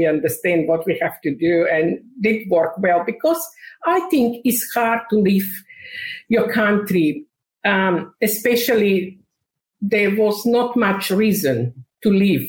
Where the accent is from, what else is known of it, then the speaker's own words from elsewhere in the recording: North Macedonia; English is a second language; moved away as an adult; now in Australia; I was born in Macedonia in 1999 we migrated to Australia